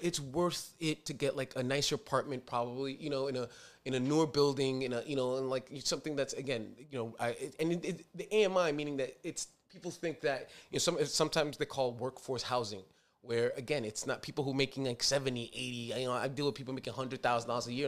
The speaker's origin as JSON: {"language": "English", "town": "New York City", "region": "New York", "country": "United States", "said": "I'm a New Yorker"}